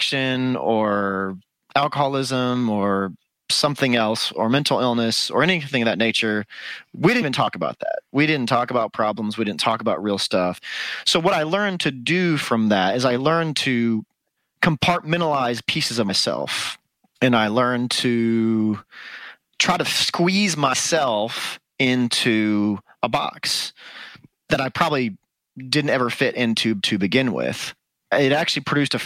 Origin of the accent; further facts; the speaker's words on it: Dallas, Texas, United States; now in Austin, United States; I am from the Dallas area originally, is where I was born and raised